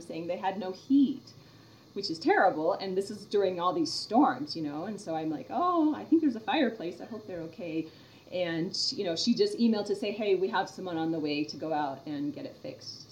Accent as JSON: {"language": "English", "town": "Orlando", "region": "Florida", "country": "United States", "tie": "born or raised there", "moved": "yes", "said": "I grew up in Orlando for a while"}